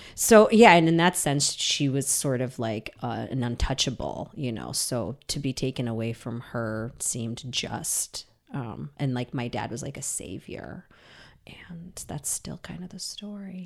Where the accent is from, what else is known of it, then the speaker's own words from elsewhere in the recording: Saint Petersburg, Russia; moved away; I was born in Leningrad, and now that's Saint Petersburg